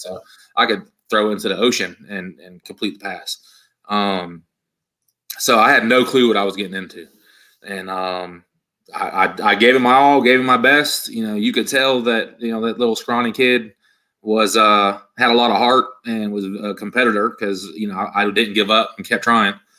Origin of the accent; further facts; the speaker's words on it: Yuba City, California, United States; moved away as an adult; also born or lived in North Carolina; in a place called Yuba City, Marysville area. Um, small towns. Um, so you know, grew up there